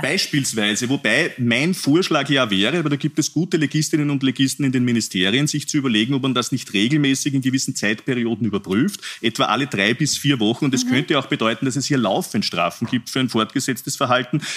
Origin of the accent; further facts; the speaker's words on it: Upper Austria, Austria; mein Heimatbundesland Oberösterreich